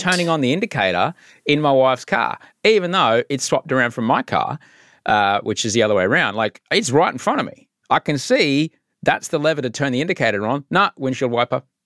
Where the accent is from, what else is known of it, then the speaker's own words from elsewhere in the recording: Queensland, Australia; I grew up in Queensland